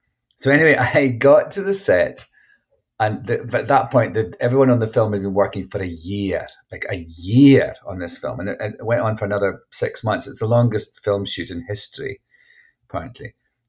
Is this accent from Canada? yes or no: no; Scotland, United Kingdom; And I was like, I know, I'm Scottish.